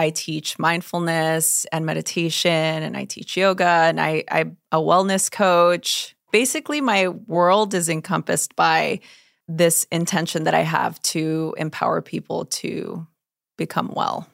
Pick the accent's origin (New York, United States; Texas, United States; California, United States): California, United States; Los Angeles; I grew up in East L